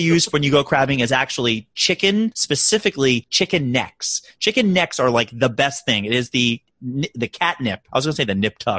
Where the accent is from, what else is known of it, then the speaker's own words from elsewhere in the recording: Maryland, United States; now in New York City, United States; I'm from Maryland, so we do crab cakes very well.